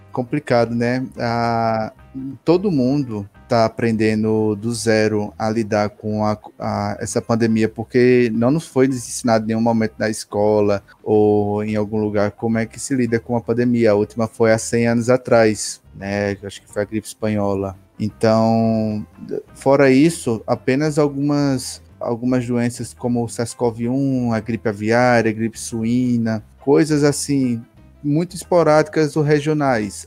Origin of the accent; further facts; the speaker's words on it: Recife, Pernambuco, Brazil; also born or lived in Campina Grande, Paraíba; Eu sou natural de Recife, Pernambuco, e mas não moro mais lá, moro agora no interior de Pernambuco